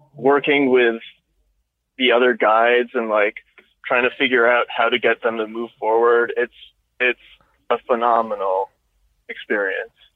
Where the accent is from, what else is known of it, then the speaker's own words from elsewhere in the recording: United States; moved away as an adult; it was near DC